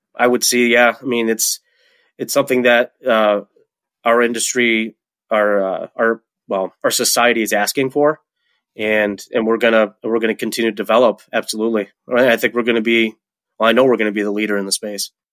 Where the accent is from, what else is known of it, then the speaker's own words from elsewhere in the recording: Webster, New York, United States; moved away as an adult; also born or lived in Colorado; now in Rochester, United States; I was born and raised in Webster, New York, which is, you know, a town in Rochester